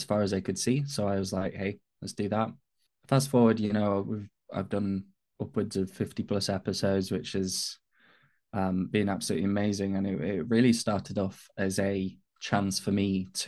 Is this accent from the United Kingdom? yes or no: yes; north of England, United Kingdom; accent: northern English; also born or lived in Manchester; I'm an autism advocate from the UK. I'm based in the north of England. Hence why my voice, my accent's not sort of typical kind of British London kind of accent.